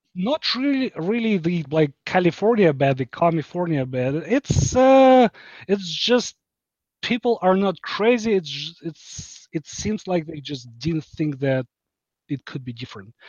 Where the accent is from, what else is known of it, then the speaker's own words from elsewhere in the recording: Ukraine; moved away as an adult; also born or lived in Seattle area; now in Seattle, United States; I am from Ukraine